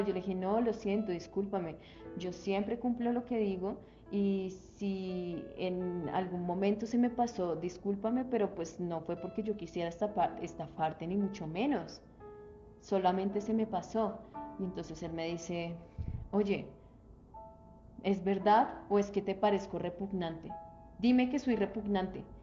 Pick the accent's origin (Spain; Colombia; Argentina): Colombia